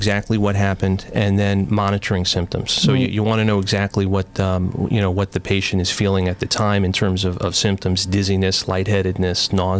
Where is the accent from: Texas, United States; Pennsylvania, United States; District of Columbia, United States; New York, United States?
New York, United States; Long Island; moved away as an adult; now in Waterbury, United States; I grew up in Long Island